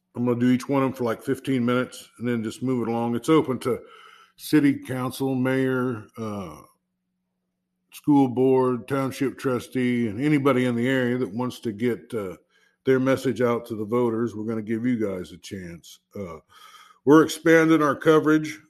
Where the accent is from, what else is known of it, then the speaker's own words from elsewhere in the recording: Southeast Iowa, United States; I'm from Southeast Iowa, and that's where I live